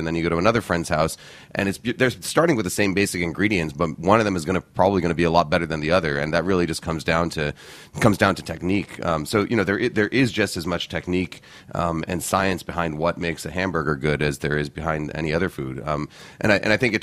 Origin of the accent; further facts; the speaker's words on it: New York, United States; also born or lived in Boston; I grew up in New York. I was born in Boston, but my family moved here to New York when I was about 3 years old. I grew up in Morningside Heights